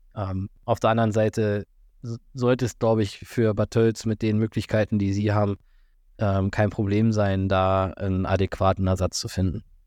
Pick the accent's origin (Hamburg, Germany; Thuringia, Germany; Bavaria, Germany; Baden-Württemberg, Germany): Bavaria, Germany; Füssen; bei uns in Füssen